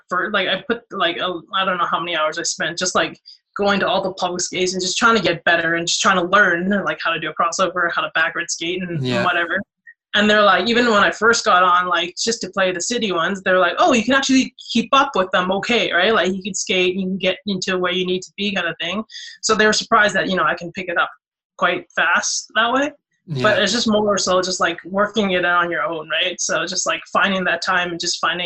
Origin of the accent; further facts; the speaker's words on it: Canada; I grew up in Canada